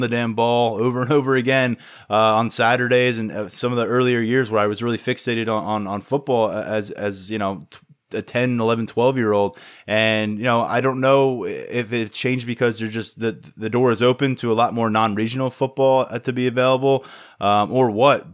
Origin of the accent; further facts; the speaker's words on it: Cape May County, New Jersey, United States; I grew up in Cape May County, New Jersey.